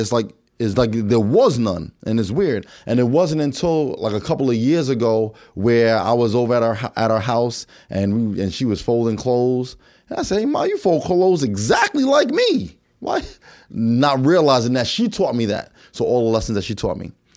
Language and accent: English; New York, United States; growing up in New York